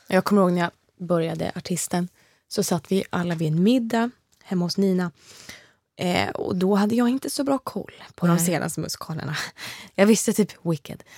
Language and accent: Swedish; Motala, Östergötland, Sweden; Jag har ju musicerat mycket i Östergötland, mm. där jag kommer ifrån, i Motala